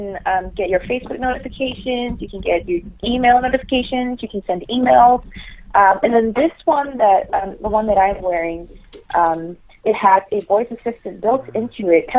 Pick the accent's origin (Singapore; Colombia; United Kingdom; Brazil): Singapore; moved away as an adult; now in New York, United States; I grew up in Singapore, and then I worked there as a marketing executive for about 2 years